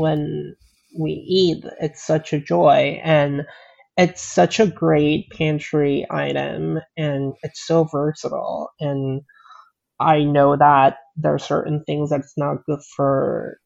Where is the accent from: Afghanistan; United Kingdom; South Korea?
South Korea; Pohang, North Gyeongsang; also born or lived in Alabama, United States; now in New York, United States; growing up in Korea